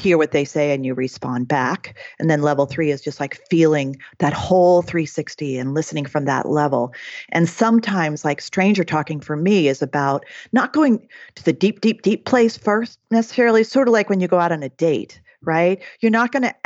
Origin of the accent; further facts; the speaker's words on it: Oregon, United States; I'm from Oregon